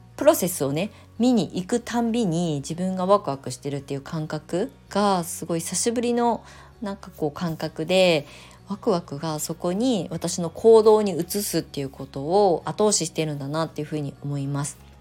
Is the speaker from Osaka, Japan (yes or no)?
no; Kasama, Ibaraki, Japan; moved away as an adult; also born or lived in Shonan, Kanagawa; now in Kasama, Japan; U ターンしてきて地元に帰ってきて来るって決めた時っていうのは不安しかなかったんですよ。